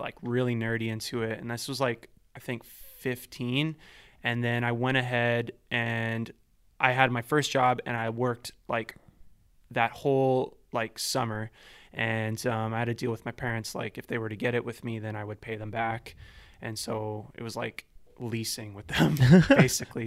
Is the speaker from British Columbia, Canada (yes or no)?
yes; Vancouver, British Columbia, Canada; also born or lived in Ladner; so I grew up here my whole life, um, born and raised in East